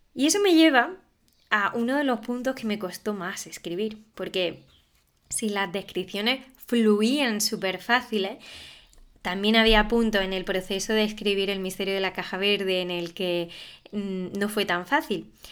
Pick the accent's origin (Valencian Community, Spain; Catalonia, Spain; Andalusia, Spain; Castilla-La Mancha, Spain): Andalusia, Spain; Alpujarra; la Alpujarra, que es de donde soy yo